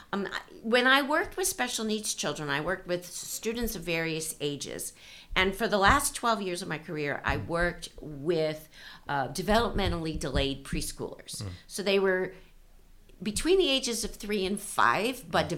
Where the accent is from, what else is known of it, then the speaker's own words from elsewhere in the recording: East Coast, United States; moved away as an adult; now in California, United States; was raised on the East Coast